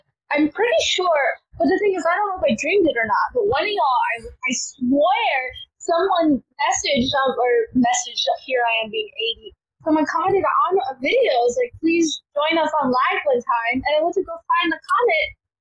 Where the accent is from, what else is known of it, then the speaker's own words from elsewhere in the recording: Wisconsin, United States; moved away; I am from Wisconsin